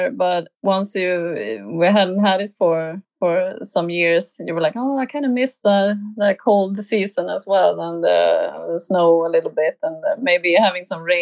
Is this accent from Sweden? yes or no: yes; Sweden; moved away; also born or lived in Spain; feeling like maybe I should uh, go back to Sweden and uh, kind of become a, a grown up in uh, in my home country as well because I, I, I took my driver's license in um, in Spain